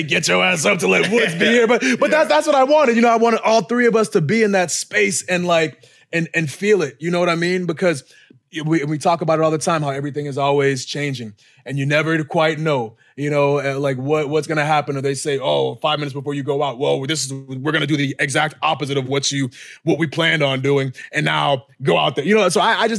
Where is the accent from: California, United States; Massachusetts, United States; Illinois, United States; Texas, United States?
Massachusetts, United States; Boston; moved away; Boston, my hometown, like my backyard